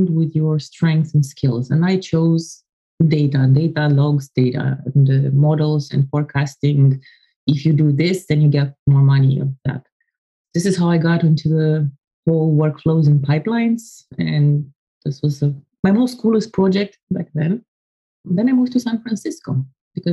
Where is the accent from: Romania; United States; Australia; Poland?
Romania; I come from Romania. I was born in 83 and to a family of nerds.